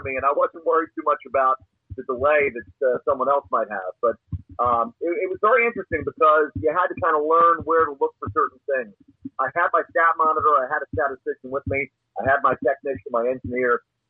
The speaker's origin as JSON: {"language": "English", "town": "Philadelphia", "region": "Pennsylvania", "country": "United States", "tie": "born or raised there", "moved": "yes", "lives_now": "Austin, United States", "said": "When I was 10 years old growing up in Philadelphia"}